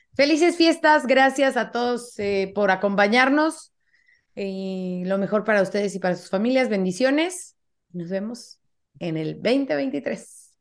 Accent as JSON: {"language": "Spanish", "country": "Mexico", "said": "como mexicana"}